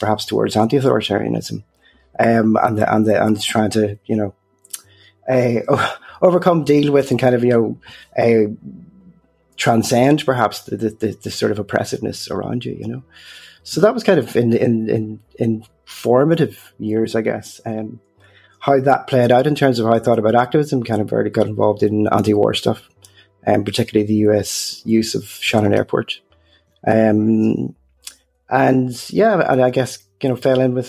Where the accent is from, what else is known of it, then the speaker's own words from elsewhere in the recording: the Murder Triangle, Northern Ireland, United Kingdom; moved away; I grew up in the north during the Troubles. And, you know, I grew up in an area within what was called the Murder Triangle